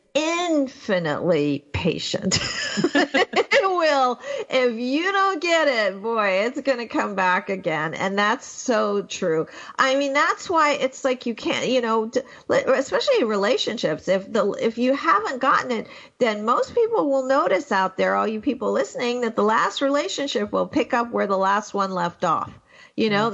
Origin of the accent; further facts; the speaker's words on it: Pakistan; I was born in 1958 in Pakistan